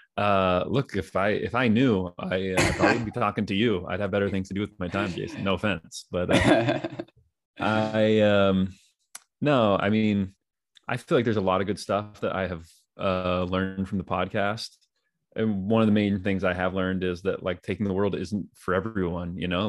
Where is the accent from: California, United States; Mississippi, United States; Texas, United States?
California, United States; Danville; my homies that I grew up with in Danville, California